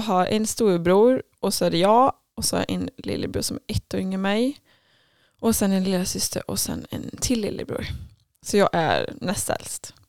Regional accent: Falköping, Västra Götaland, Sweden; jag är uppvuxen i Falköping

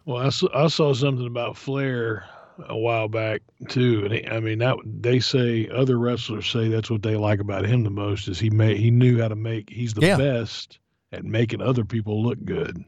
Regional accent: Florida, United States; growing up in Florida

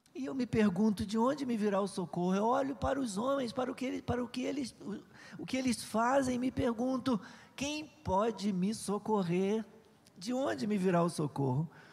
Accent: Nova Iguaçu, Rio de Janeiro, Brazil; já morava aqui em Nova Iguaçu, sempre eu né, nasci ali em Santa Eugênia

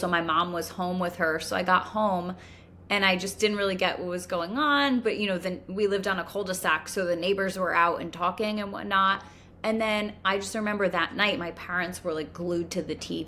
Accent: Connecticut, United States; moved away; also born or lived in New York; we're from Connecticut

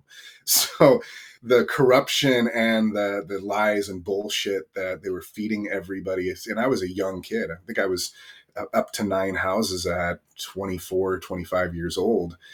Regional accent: Northern California, United States; I grew up in a really small town, um, in the country in Northern California

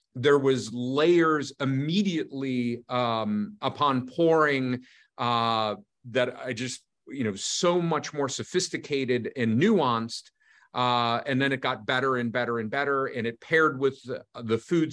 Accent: United States; being an American

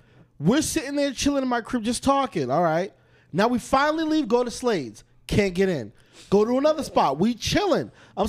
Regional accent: Boston, Massachusetts, United States; I'm from Boston.

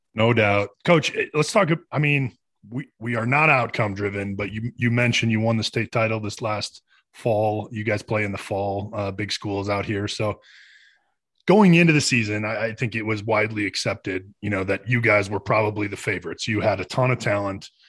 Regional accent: Michigan, United States; I grew up in, in Michigan

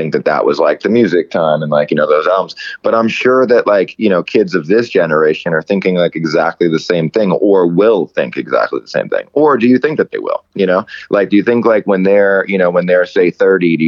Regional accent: New York, United States; moved away as an adult; now in Los Angeles, United States; I grew up in New York in Queens

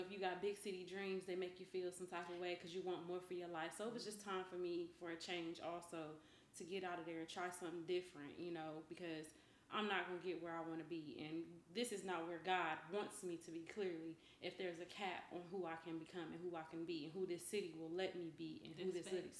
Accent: Ohio, United States; moved away as an adult; also born or lived in Columbus, Ohio; now in Texas, United States; Ohio, originally. I moved to Columbus.

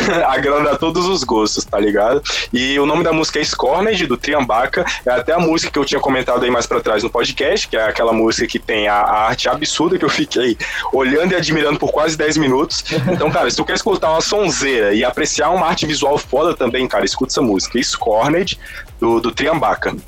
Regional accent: Brazil; eu nasci no Brasil

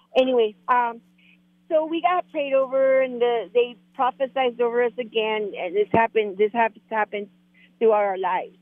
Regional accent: Mexico; accent: Mexican; moved away; you could tell by my accent I'm Mexican.

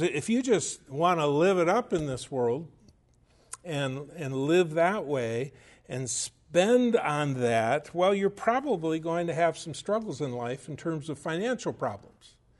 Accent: United States; as Americans and as American Christians

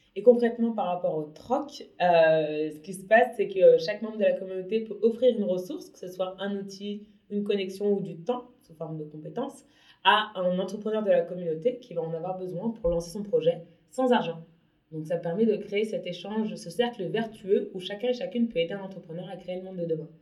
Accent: Paris, Île-de-France, France; moved away; also born or lived in abroad; j'habite à Paris, enfin je suis née à Paris, j'ai vécu une dizaine d'années à l'étranger

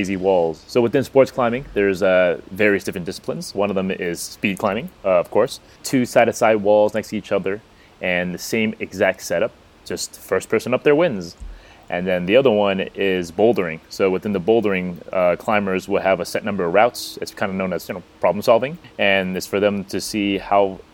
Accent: United States; me being American

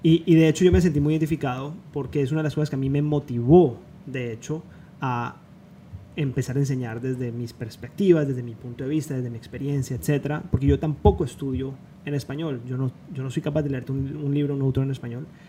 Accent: Cali, Valle del Cauca, Colombia; moved away as an adult; now in Miami, United States; los dos nos, identificamos mucho con eso porque venimos de Cali, venimos de Colombia

